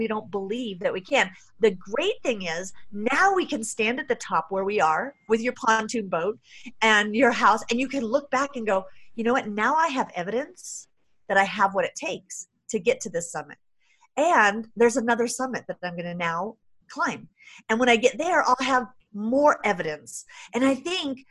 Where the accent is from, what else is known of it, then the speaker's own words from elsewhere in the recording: San Jose, California, United States; I grew up really poor in San Jose, California